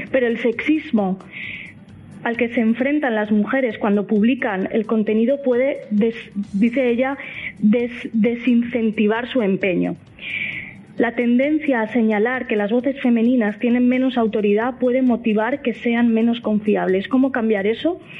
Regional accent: Valencian Community, Spain; igual que hay talibanes de la paella en, mi tierra.

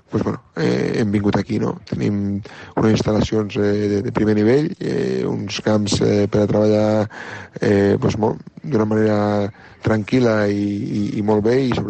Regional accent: Catalonia, Spain; per, per, per, com a, com a Postí i com a ebrenc

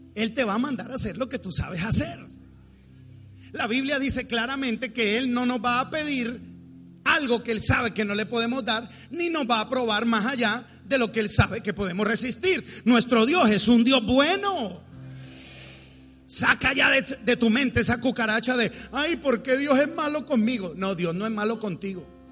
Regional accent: Bogotá, Colombia; yo soy rolo. Yo soy cachaco, los cachacos somos muy tímidos, somos fríos porque venimos de una tierra fría

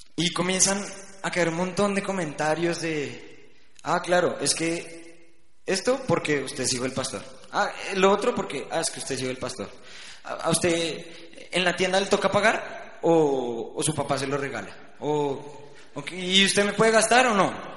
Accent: Bucaramanga, Santander, Colombia; also born or lived in Bogotá; Nos fuimos a Bucaramanga

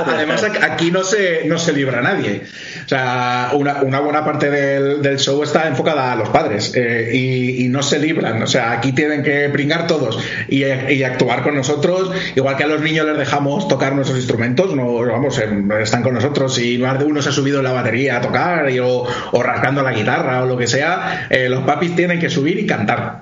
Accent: Alaquàs, Valencian Community, Spain; yo toda mi vida la he hecho aquí en, en Alacuas y nada, carrera, el colegio, instituto

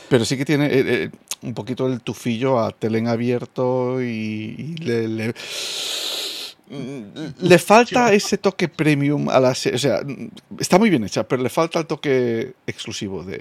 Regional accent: United Kingdom; Spanish is a second language; Soy británico y me, me equivoco

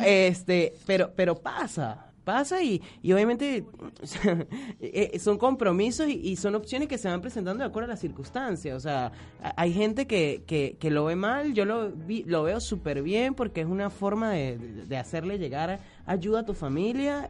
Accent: San Cristóbal, Táchira, Venezuela; accent: Gocho; moved away as an adult; also born or lived in Korea; now in Buenos Aires, Argentina; yo soy Gocho de San Cristóbal, viví hasta los... 21 eh, años en San Cristóbal

